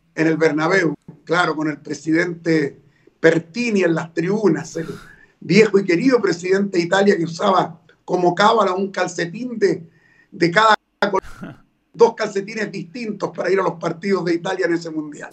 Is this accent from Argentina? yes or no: no; Chile; yo soy chileno, soy nacido en Chile y siento a Chile como lo más importante